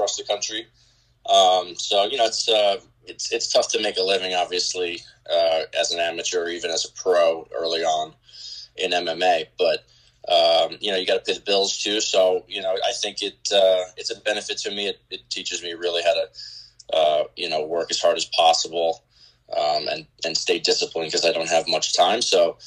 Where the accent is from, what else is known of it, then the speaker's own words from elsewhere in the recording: Sayville, New York, United States; also born or lived in Louisiana; born and raised in Long Island, Suffolk County. Grew up in Sayville, out east, until high school.